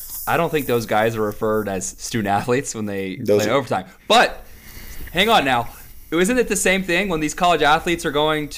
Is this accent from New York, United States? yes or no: no; Houston, Texas, United States; growing up in Houston